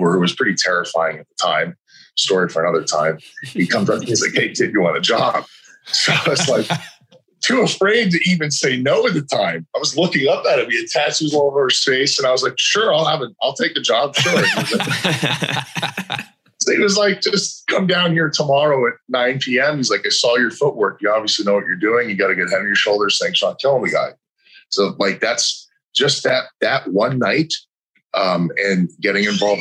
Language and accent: English; New York, United States; I was born and raised in New York